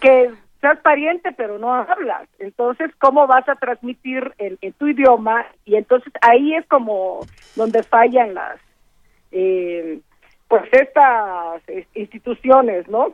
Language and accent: Spanish; Juchitán, Oaxaca, Mexico; first language Zapotec; Spanish is a second language; el istmo de Tehuantepec, de donde yo soy de Juchitán